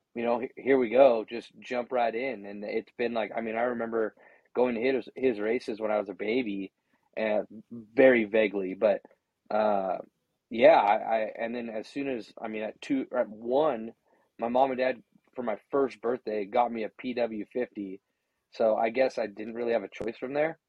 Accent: Gonzales, California, United States; I was born and raised in Gonzales, just south of there

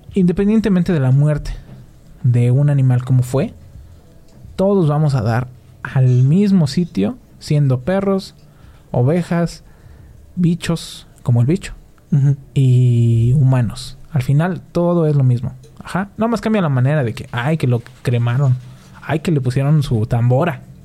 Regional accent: Mexico; nosotros tenemos como mexicanos

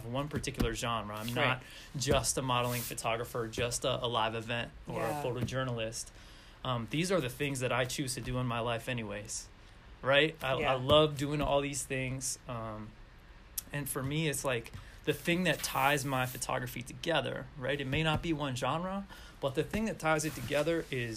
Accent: Oakland, California, United States; also born or lived in Davis, California / San Francisco, California; Born and raised in Oakland, California.

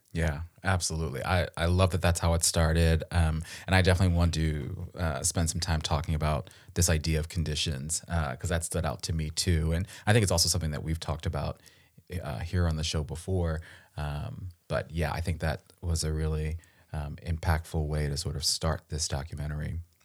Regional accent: Baltimore County, Maryland, United States; I'm from Baltimore. I'm actually from the county, not the city

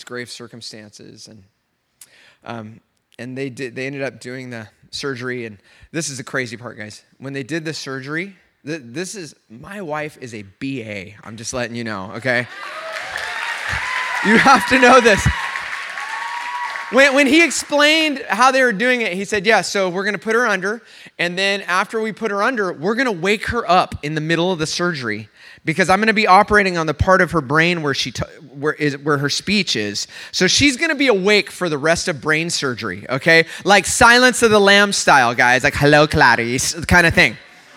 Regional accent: Oceanside, California, United States; I'm from Oceanside

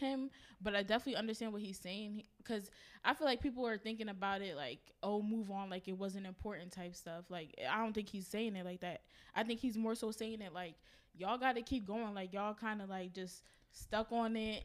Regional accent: United States; I grew up here. Like, it's not like I was born in Nigeria, but my parents definitely instilled, like, the Nigerian culture in our lives

